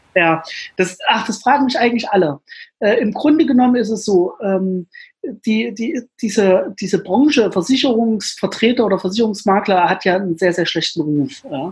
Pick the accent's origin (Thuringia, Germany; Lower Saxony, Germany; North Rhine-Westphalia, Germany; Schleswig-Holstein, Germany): Thuringia, Germany; Jena; in meiner alten Heimatstadt, in Jena, wo ich auch heute lebe